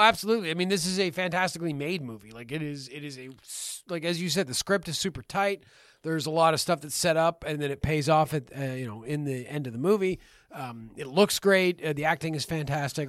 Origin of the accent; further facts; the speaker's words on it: Canada; we're from Canada.